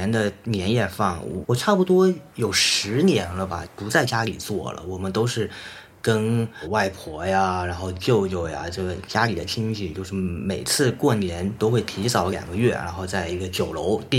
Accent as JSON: {"language": "Chinese", "town": "Fuzhou", "region": "Fujian", "country": "China", "tie": "born or raised there", "also_born_or_lived": "Denmark / Vienna / New York / Beijing", "moved": "as an adult", "said": "我的老家是福建福州，"}